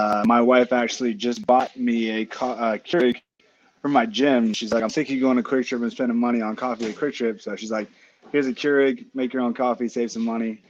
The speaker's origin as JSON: {"language": "English", "country": "United States", "said": "I'm American, so you can't go French vanilla."}